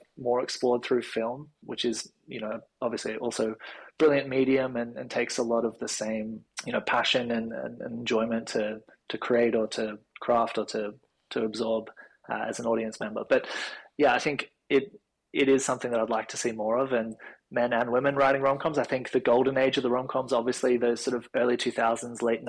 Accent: Sydney, New South Wales, Australia; I went to a fairly conservative Christian primary and high school in the Northern Beaches

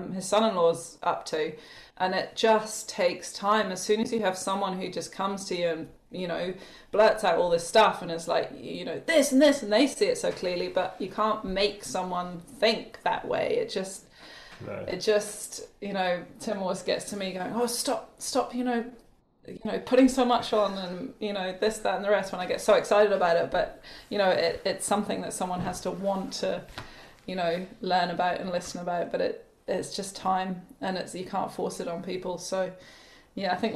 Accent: just south of Edinburgh, Scotland, United Kingdom; moved away as an adult; also born or lived in Wanaka, New Zealand; now in New Zealand; I'm actually from Scotland. Grew up just south of Edinburgh, and came over to New Zealand after graduating art school

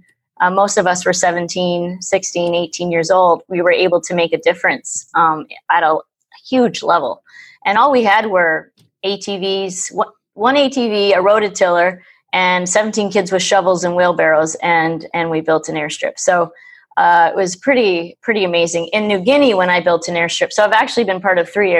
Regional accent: Ontario, Canada; I'm from Ontario, Canada

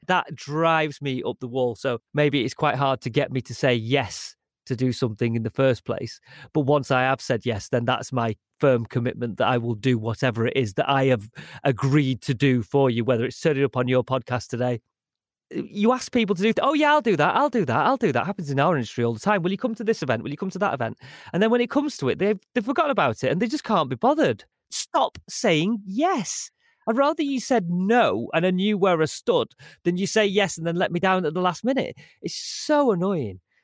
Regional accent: Manchester, North West England, United Kingdom; I spent a lot of time growing up in Moss Side

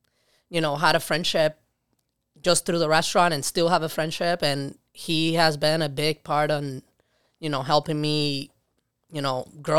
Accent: Puerto Rico; now in Rochester, United States; I did not grow up in New York City. I grew up in Puerto Rico.

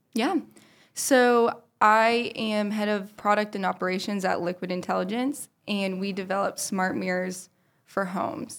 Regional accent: Powell, Ohio, United States; I grew up in Powell, Ohio

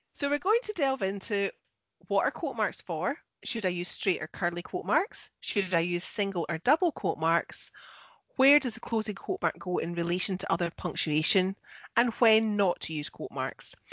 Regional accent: Scotland, United Kingdom; I'm the Scottish one

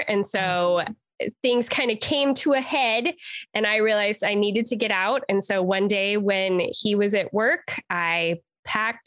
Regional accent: Eastern Washington, United States; I grew up in Eastern Washington

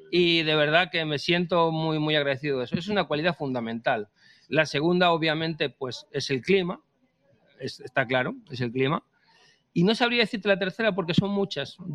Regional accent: Spain; yo soy español. Yo soy español, yo soy español.

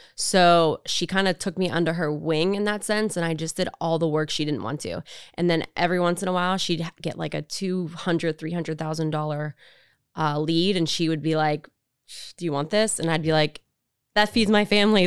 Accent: Pittsburgh, Pennsylvania, United States; growing up in the South Side, being the city kid

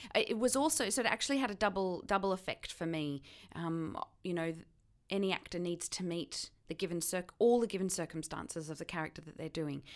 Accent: Australia; accent: Australian; my accent, um, yeah, was, was particularly Australian

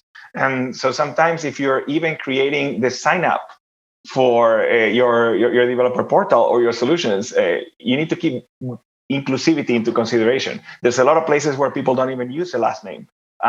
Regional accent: Argentina; moved away; I'm originally from Argentina, in case you were wondering where my name and accent is from.

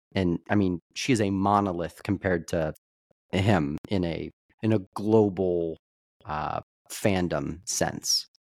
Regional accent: Kansas City, Missouri, United States; we are from Kansas City

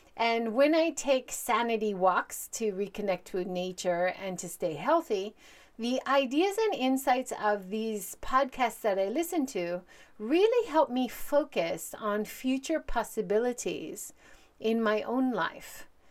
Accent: Hawaii, United States; moved away as an adult; also born or lived in Hiroshima, Japan; now in Japan; I'm originally from Hawaii. I grew up there, but I've lived and worked in Japan for over twenty-seven years

